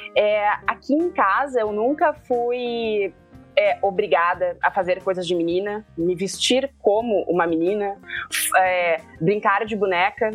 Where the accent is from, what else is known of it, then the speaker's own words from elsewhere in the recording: Porto Alegre, Rio Grande do Sul, Brazil; Eu sou de Porto Alegre, capital do Rio Grande do Sul